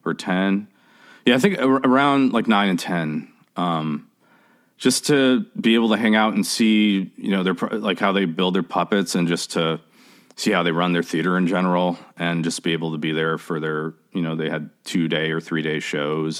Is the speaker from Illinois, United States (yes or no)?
yes; Chicago, Illinois, United States; also born or lived in Oak Park, Illinois; I grew up in Chicago. I actually grew up between Chicago and Oak Park, Illinois